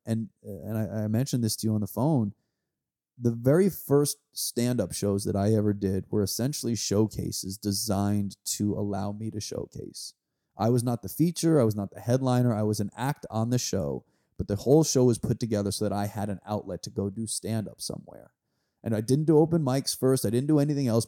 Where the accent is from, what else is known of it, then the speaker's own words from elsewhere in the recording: New York, United States; I grew up right outside New York in the nineties